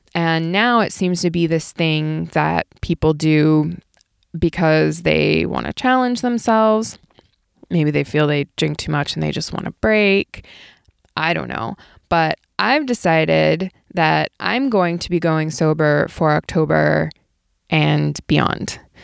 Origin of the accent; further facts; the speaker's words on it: Ohio, United States; now in Southern California, United States; I grew up in Ohio